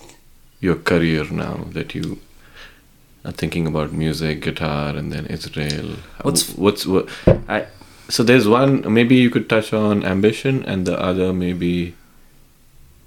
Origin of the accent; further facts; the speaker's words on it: India; I'm from India, so I'll have my family in India.